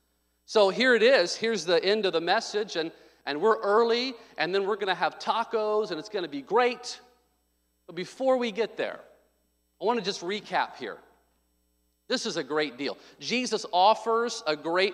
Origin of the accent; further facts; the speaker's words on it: Little Rock, Arkansas, United States; I was born in Little Rock, Arkansas, 1984, July 6, 1984.